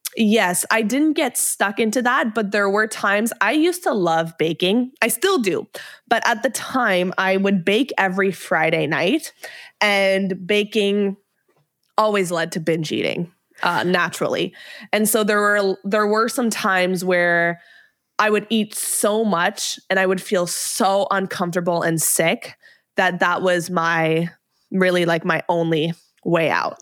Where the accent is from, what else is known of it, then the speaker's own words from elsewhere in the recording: Montreal, Quebec, Canada; moved away as an adult; also born or lived in Ottawa; I moved from Montreal to Ottawa to go to university